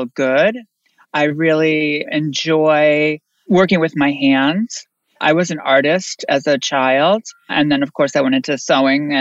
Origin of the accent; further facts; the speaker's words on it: Bristol, Connecticut, United States; moved away; also born or lived in New York; I'm born in Connecticut, a very, very small town, Bristol, Connecticut